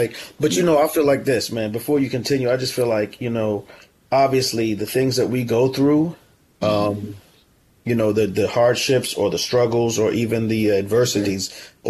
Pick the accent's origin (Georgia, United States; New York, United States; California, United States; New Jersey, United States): New York, United States; I grew up in New York too.